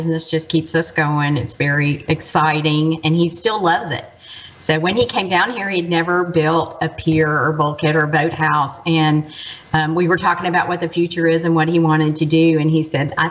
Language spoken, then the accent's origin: English; Memphis, Tennessee, United States; moved away as an adult; also born or lived in Mississippi Gulf Coast; I'm from Memphis